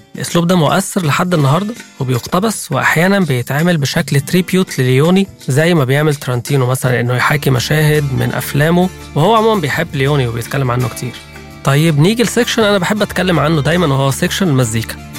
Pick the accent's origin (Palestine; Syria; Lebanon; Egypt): Egypt; عندنا في مصر